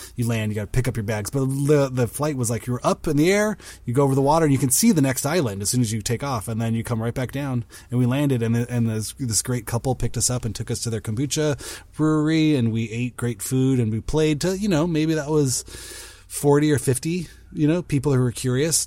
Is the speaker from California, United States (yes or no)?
yes; Inland Empire, Southern California, United States; now in Los Angeles, United States; I grew up in the Inland Empire area of Southern California